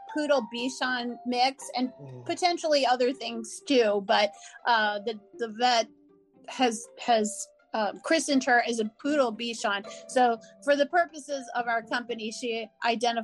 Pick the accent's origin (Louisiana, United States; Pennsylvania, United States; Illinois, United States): Louisiana, United States; New Orleans; moved away as an adult; I grew up in New Orleans